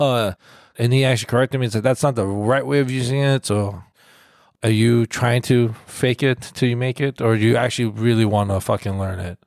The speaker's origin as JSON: {"language": "English", "country": "United States", "said": "growing up now that we're Asian American"}